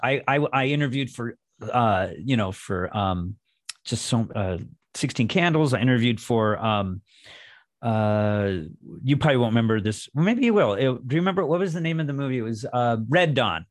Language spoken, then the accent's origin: English; Los Angeles, California, United States; I'm from Los Angeles